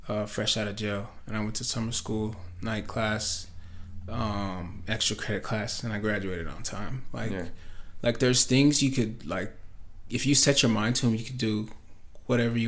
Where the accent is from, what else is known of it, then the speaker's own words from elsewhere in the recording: Grandview, United States; also born or lived in Utah; we moved to Grandview when I was in first grade. So I lived in down there from first grade all the way till